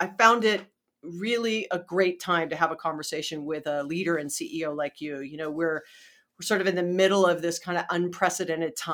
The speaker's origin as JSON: {"language": "English", "region": "Hawaii", "country": "United States", "tie": "born or raised there", "also_born_or_lived": "Tempe, Arizona", "moved": "as an adult", "said": "I was born and raised in Hawaii"}